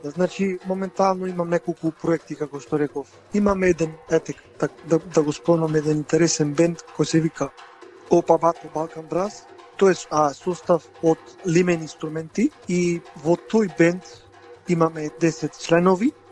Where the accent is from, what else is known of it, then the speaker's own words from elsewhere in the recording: Resen, Pelagonia, North Macedonia; moved away as an adult; also born or lived in Bitola, North Macedonia; now in Melbourne, Australia; сум од Ресен, значи роден сум во Ресен